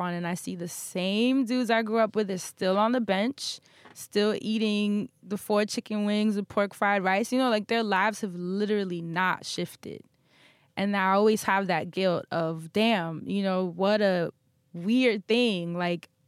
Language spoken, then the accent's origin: English; New York City, New York, United States; growing up in Harlem in the projects